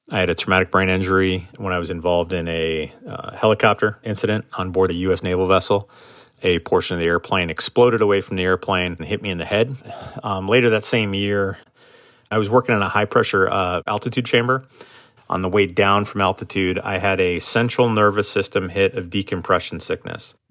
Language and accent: English; Marquette, Michigan, United States; moved away as an adult; I am from Marquette, Michigan, originally in the Upper Peninsula of Michigan. Absolutely a gorgeous place to grow up.